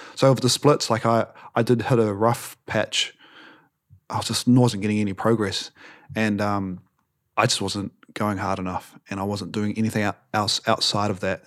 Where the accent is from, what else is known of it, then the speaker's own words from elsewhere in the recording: New Zealand; we're from New Zealand